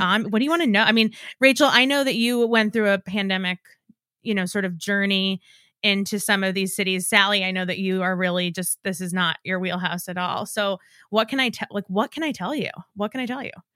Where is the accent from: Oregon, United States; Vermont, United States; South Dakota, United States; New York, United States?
New York, United States; because I'm from New York and and have always felt familiar with sort of like the cadence at which they speak